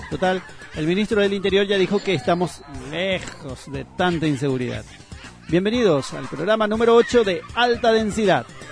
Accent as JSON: {"language": "Spanish", "country": "Paraguay", "said": "está la vergüenza que pasamos internacionalmente como paraguayos."}